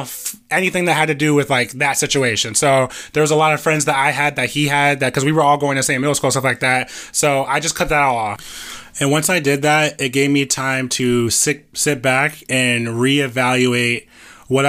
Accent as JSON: {"language": "English", "town": "Orlando", "region": "Florida", "country": "United States", "tie": "born or raised there", "said": "I grew up in Metro West. I went to Gotha. I went to Olympia."}